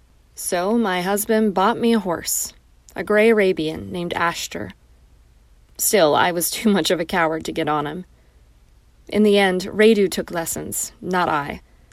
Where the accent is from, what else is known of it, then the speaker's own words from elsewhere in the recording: Bucharest, Romania; English is a second language; I grew up in Bucharest, Romania, a city girl in a communist nation, where horses could be seen and touched only at the zoo.